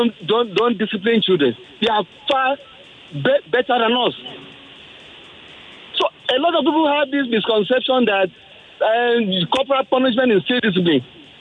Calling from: Ikeja, Lagos, Nigeria; I'm calling from Ikeja.

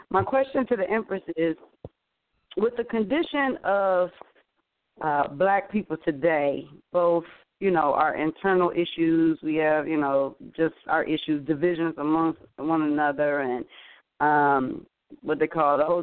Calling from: Cleveland, Ohio, United States; I'm calling from Cleveland, Ohio.

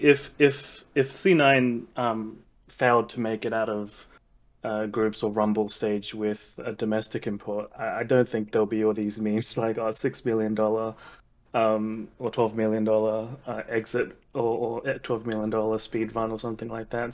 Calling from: Australia; I am calling from Australia

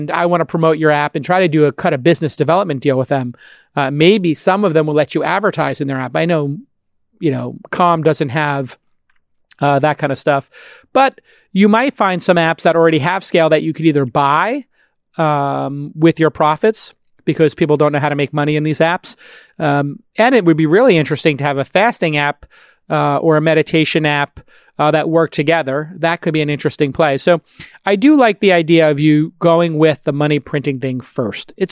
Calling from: San Francisco, California, United States; I'm calling from San Francisco.

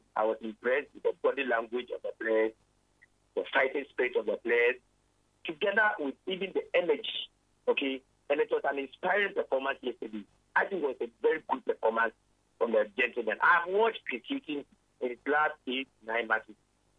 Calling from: Takoradi, Western Region, Ghana; I'm calling from Takrati.

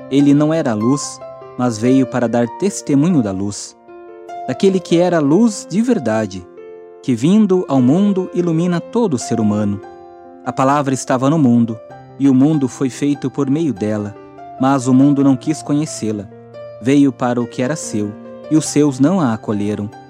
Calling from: Barra Mansa, Rio de Janeiro, Brazil; sou de Barra Mansa, Rio de Janeiro.

